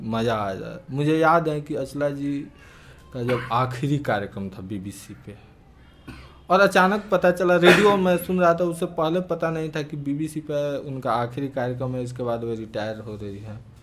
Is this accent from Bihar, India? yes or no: yes; Pandeypur village, Brahmpur police station, Bihar, India; also born or lived in Arrah; हमारे गांव जो पांडेपुर नामक एक गांव है ब्रह्मपुर थाने के अंतर्गत है